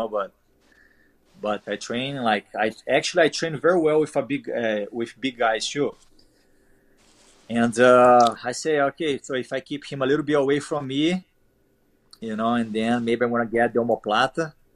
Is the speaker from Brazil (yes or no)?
yes; Brazil; English is a second language; moved away as an adult; my hometown is very far away from São Paulo